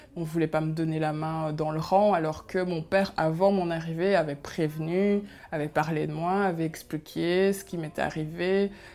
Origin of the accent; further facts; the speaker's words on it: Belgium; first language Kinyarwanda; French is a second language; also born or lived in Congo / Rwanda; je suis arrivée en Belgique suite au génocide, puisqu'il a, y a eu le génocide au Rwanda, et euh, pour euh, se sauver, il a fallu arriver en Belgique